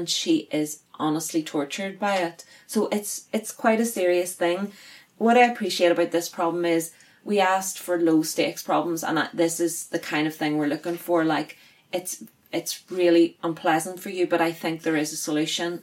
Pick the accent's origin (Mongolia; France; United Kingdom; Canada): United Kingdom; Northern Ireland; we are Northern Irish girls with weird accents